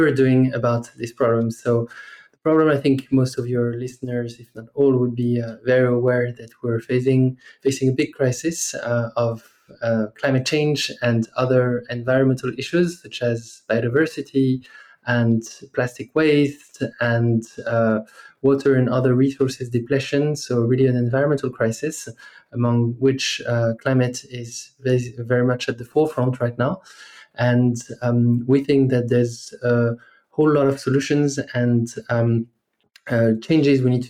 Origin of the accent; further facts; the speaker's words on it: France; English is a second language; moved away as an adult; as you might hear from my accent, I'm originally from France. That's where I grew up for the first 20 or so years of my life.